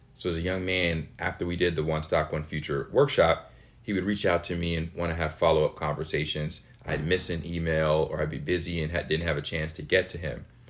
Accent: Chicago, Illinois, United States; I am in Chicago, Illinois, my lovely hometown

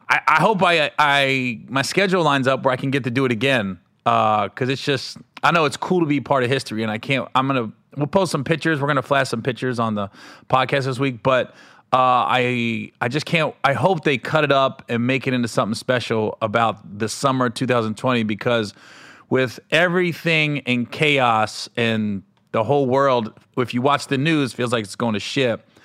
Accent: Cincinnati, Ohio, United States; moved away; I was in Cincinnati, uh, in my hometown

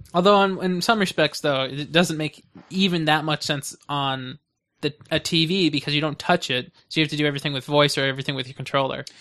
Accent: United States; I'm an American

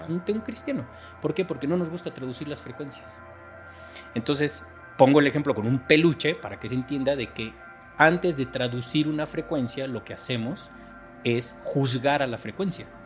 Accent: Mexico; soy mexicano, tengo 45 años

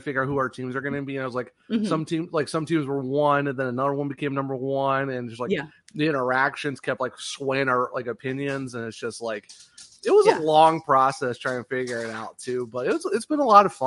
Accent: Ohio, United States; Just from being Ohio

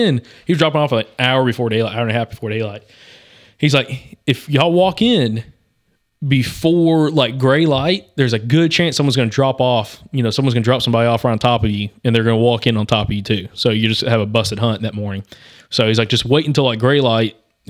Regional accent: Alabama, United States; And we grew up on Lake Martin down in southeastern Alabama or eastern Alabama. Growing up, and my grandparents always had pontoon boats.

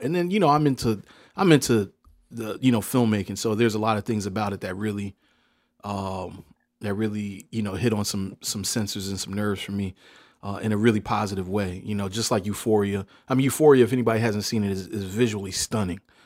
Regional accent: Hampton, Virginia, United States

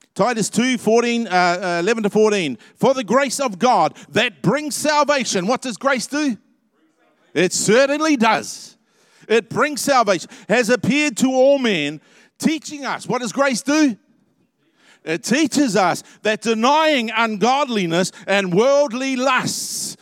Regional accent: New Zealand; I hope I'm a New Zealander

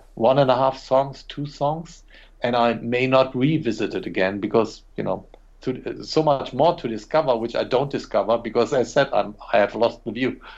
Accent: Germany

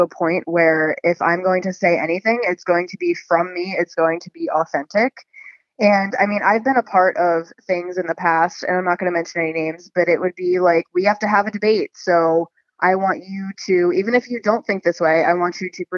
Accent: Annapolis, Maryland, United States; also born or lived in Baltimore, Maryland; I'm from Annapolis and I live in that area now

